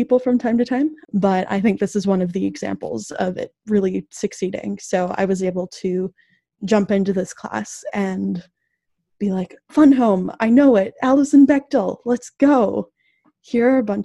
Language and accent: English; Minneapolis, Minnesota, United States; moved away as an adult; now in Iowa, United States; I'm from Minneapolis, where a lot of police brutality stuff happens very regularly.